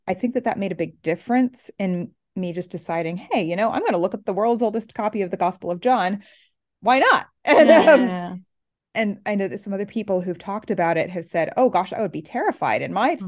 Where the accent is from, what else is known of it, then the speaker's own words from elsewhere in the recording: Oregon, United States; moved away as an adult; also born or lived in Southern California; now in East Coast, United States; Oregon, which is on the West Coast